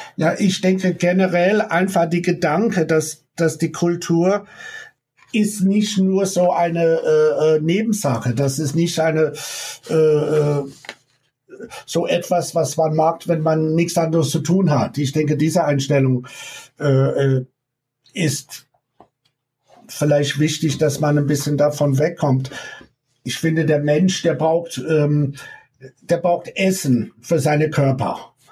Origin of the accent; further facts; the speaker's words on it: United States; German is a second language; moved away as an adult; also born or lived in New York, United States; now in Pforzheim, Germany; ich komme aus Amerika, ich komme aus äh, äh Washington D.C., Virginia, Maryland, habe studiert in New York, habe ich 20 Jahre in New York gelebt